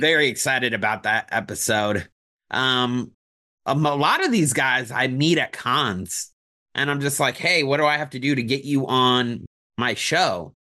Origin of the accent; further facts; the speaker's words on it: Indianapolis, Indiana, United States; now in Orlando, United States; I'm from Indianapolis originally